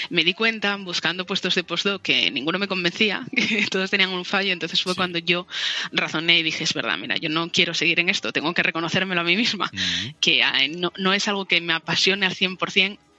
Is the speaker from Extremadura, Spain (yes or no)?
no; El Entrego, Asturias, Spain; also born or lived in Seville; En el entrego, en Asturias.